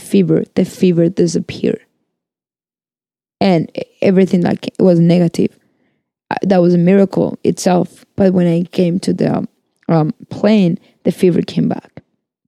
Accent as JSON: {"language": "English", "country": "Argentina", "said": "I am from Argentina."}